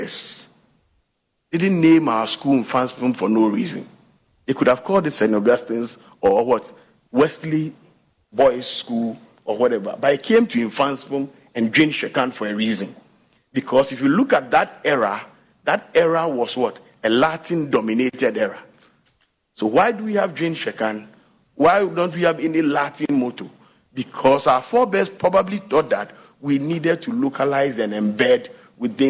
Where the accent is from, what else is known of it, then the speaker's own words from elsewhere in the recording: Konongo, Ashanti, Ghana; moved away; also born or lived in Teshie / Cape Coast / Kumasi; I took my bag from my glorious village of Asante Achim Konongo, and I got to my favorite Teshi, and maybe to Cape Coast, I've never looked back. Now, when you ask me where I'm from, I say I'm from Kumasi.